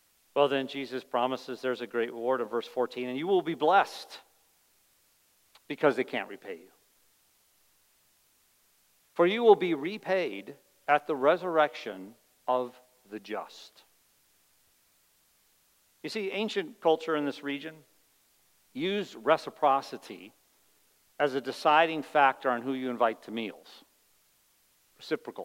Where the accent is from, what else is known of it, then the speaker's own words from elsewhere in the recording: United States; as an American